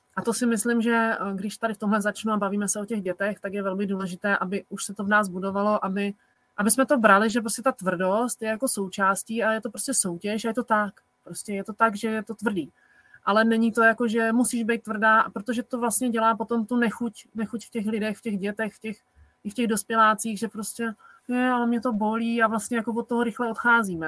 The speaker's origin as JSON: {"language": "Czech", "country": "Czechia", "said": "u nás v Čechách"}